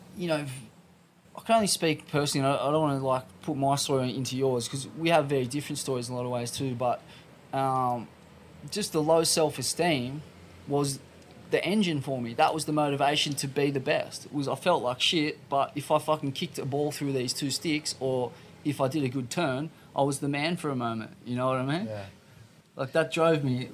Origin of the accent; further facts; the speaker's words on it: Sydney, New South Wales, Australia; I'm from Bondi